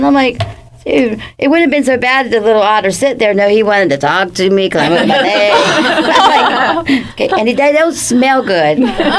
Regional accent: East Coast, United States; moved away as an adult; now in Santa Barbara, United States; I'm from the East Coast

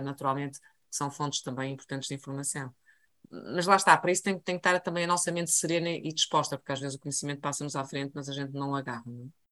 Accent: Portugal; sendo eu português

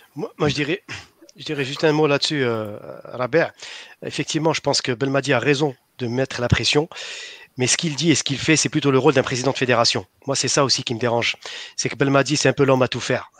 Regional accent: Algeria; on est des Algériens

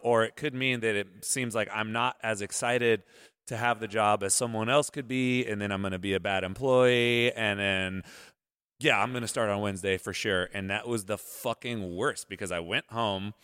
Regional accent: Modesto, California, United States; moved away; I'm from Modesto

